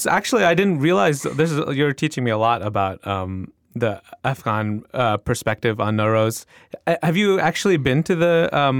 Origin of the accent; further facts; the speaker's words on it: Pakistan; I am from one of those Stan countries. I'm from Pakistan.